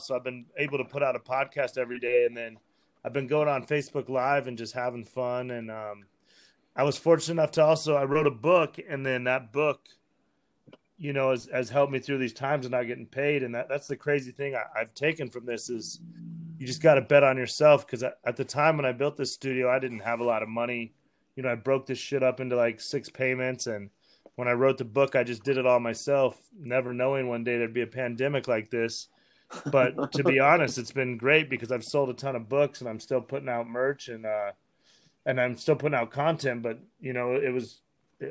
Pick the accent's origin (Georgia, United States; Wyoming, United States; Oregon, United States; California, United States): Wyoming, United States; Me growing up in Wyoming